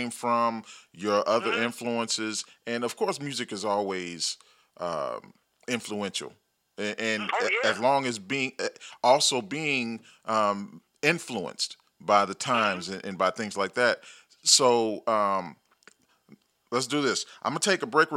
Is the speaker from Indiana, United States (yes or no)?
yes; Gary, Indiana, United States; also born or lived in Chicago, Illinois; I was raised in Gary